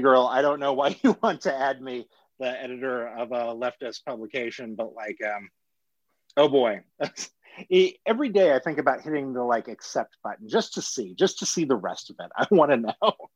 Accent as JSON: {"language": "English", "town": "Salina", "region": "Kansas", "country": "United States", "tie": "born or raised there", "said": "I'm a Salina, Kansas kid"}